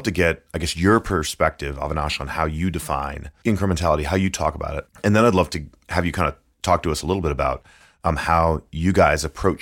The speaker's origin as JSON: {"language": "English", "region": "Minnesota", "country": "United States", "said": "rural Minnesota, in my home state"}